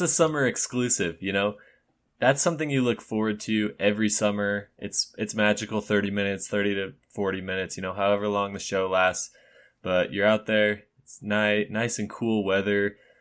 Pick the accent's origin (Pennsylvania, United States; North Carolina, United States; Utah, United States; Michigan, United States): Utah, United States; where we're from Utah